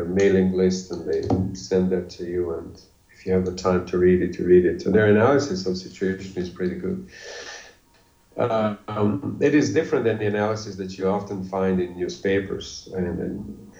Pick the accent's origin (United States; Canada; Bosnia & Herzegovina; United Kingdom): Bosnia & Herzegovina; English is a second language; I'm from Bosnia